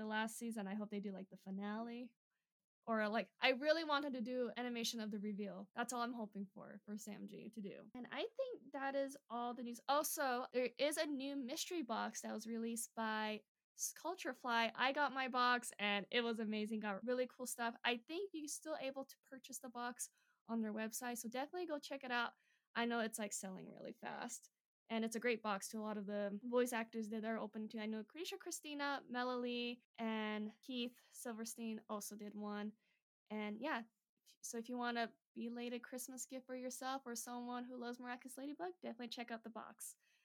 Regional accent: South Korea; That's my home country

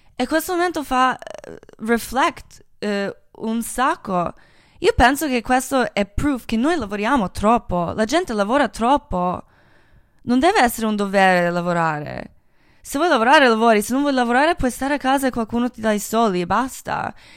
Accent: Croatia; Italian is a second language; moved away; sono croata

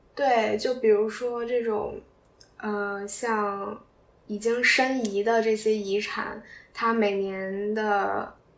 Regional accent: Qingdao, Shandong, China; 咱们都是青岛人

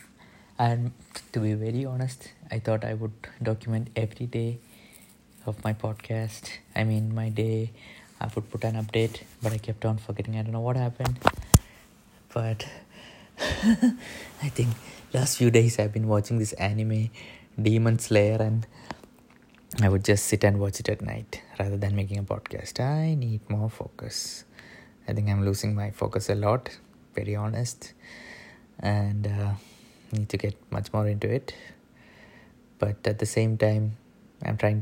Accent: India; moved away; also born or lived in Pune; growing up as an Indian kid

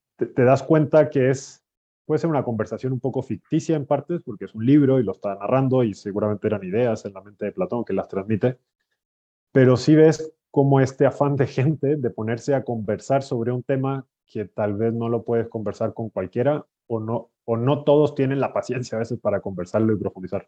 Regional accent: Chile; moved away as an adult; also born or lived in Brazil / Italy / Spain; now in Mexico; soy de Chile.

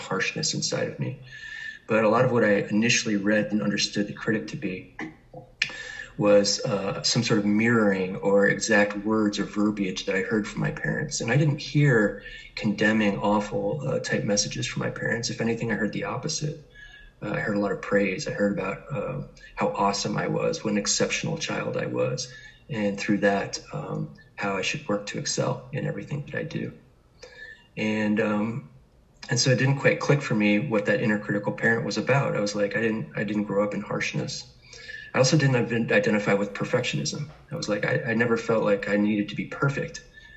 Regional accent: New York City, New York, United States; I was born in New York City in Manhattan

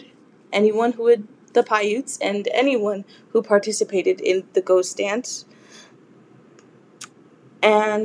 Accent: Los Angeles, California, United States; I was born and raised in Los Angeles, California

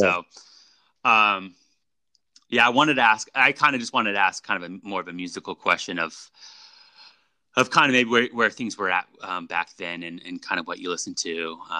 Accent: California, United States; growing up in the Bay Area, there was just, you know, talking about music and like, you know, the 60s and the 70s.

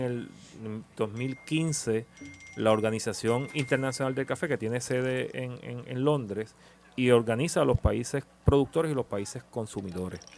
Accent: Puerto Rico; como puertorriqueño

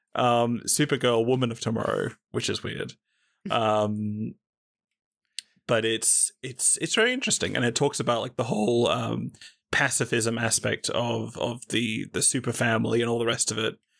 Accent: Australia; as an Australian

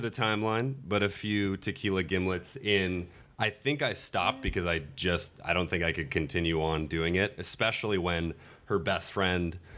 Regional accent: London, United Kingdom; I'm from London. I play football.

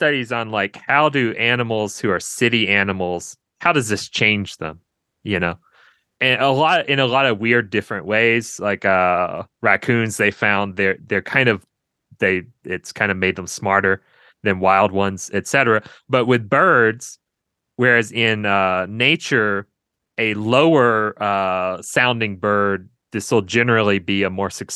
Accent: Monroe, Louisiana, United States; accent: Southern; now in Asheville, United States; I'm from Monroe in kind of the northeast

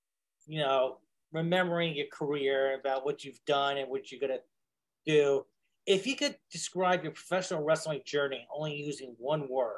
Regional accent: New England, United States; I'm from the New England area

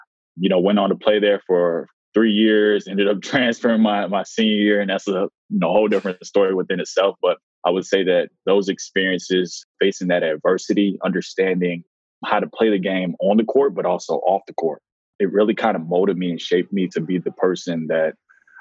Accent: Washington, District of Columbia, United States; growing up in Washington, D.C.

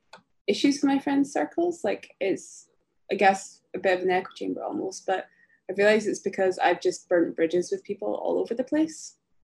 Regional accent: Philippines; well, I'm Filipina, like, what do you want to say about this, you know?

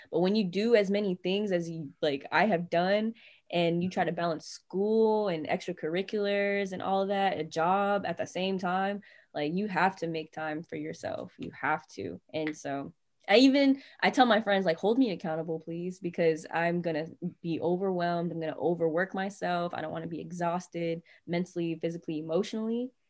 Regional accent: North Carolina, United States; now in Bay Area, United States; And they're like, You're not from here, are you? I was like, No, I'm from North Carolina.

